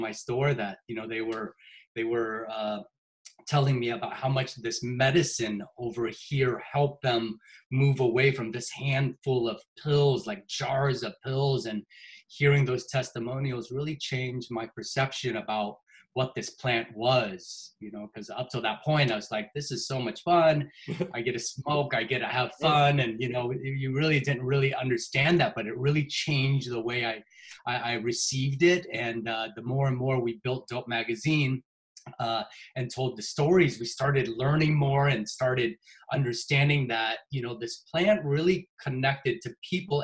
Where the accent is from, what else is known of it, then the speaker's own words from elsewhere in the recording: Seattle, Washington, United States; fellow Seattle, I've been here for 45 years, so I love it here. I haven't left here at all